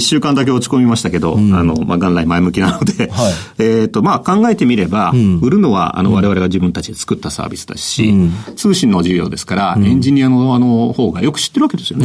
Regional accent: Yokohama, Kanagawa, Japan; also born or lived in Kawasaki; 川崎生まれ横浜育ちです

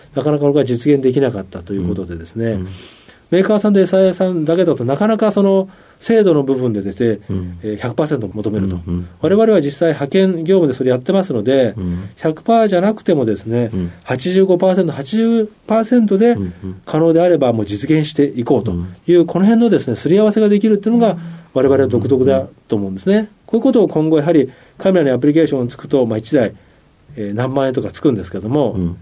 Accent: Shimonoseki, Yamaguchi, Japan; moved away as an adult; 18までは山口県のですね下関におりました

